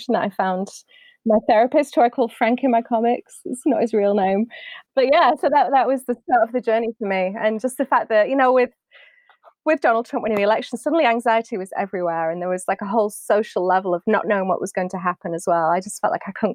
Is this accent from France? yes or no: no; United Kingdom; moved away as an adult; now in United States; I'm British